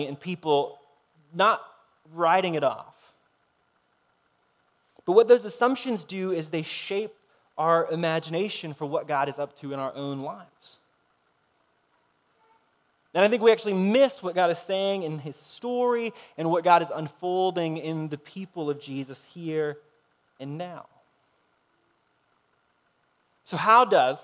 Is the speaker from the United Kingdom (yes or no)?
no; United States; we're American